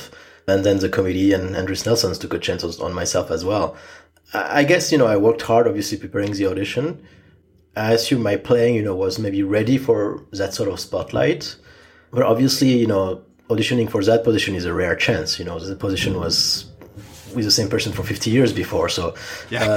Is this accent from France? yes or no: yes; Strasbourg, Grand Est, France; now in Boston, United States; my hometown orchestra, which was Strasbourg